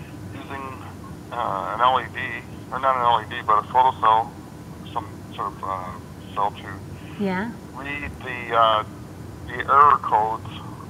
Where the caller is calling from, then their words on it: Toronto, Ontario, Canada; I'm calling from Toronto.